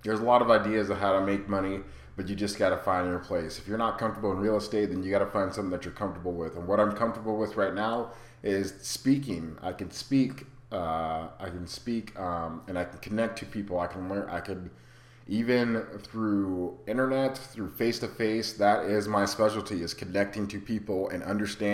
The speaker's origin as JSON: {"language": "English", "region": "Arizona", "country": "United States", "also_born_or_lived": "Rapid City, South Dakota", "moved": "as an adult", "said": "I'm from Arizona. All my family's here"}